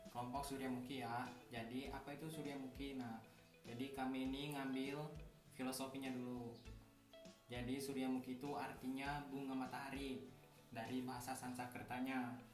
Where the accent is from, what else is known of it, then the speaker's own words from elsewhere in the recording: Bukit Kemuning, Lampung, Indonesia; Asal saya dari Lampung Utara, Bukit Kemuning.